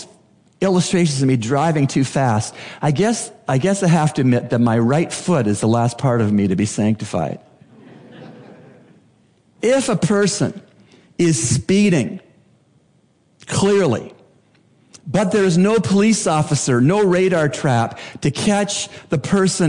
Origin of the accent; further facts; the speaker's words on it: Canada; now in Bahamas; As a Canadian, I became acquainted with the British heritage as found in Canada